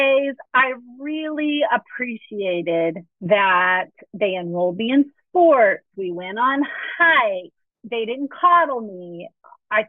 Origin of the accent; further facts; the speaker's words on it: Texas, United States; also born or lived in Miami, Florida; I grew up in Texas, but we lived in Miami, Florida for a period of about 3 years